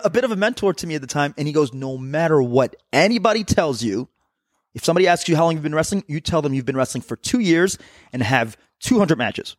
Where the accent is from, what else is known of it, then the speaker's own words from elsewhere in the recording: New Jersey, United States; playing into the whole I'm from Jersey, so playing some, like, fist pumping.